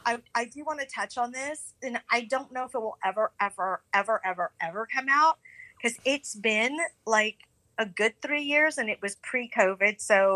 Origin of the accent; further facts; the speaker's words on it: Los Angeles, California, United States; also born or lived in San Fernando Valley; And I'm from the Valley. I grew up in Hollywood. I grew up with that scene.